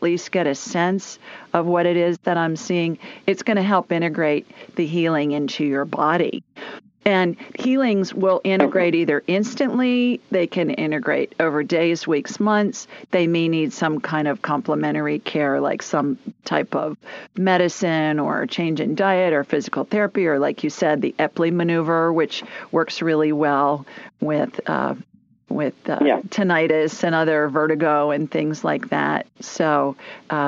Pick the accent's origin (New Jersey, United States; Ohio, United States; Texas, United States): Ohio, United States; Columbus; moved away as an adult; also born or lived in Sioux Falls, South Dakota; now in Birmingham, United States; I grew up in Columbus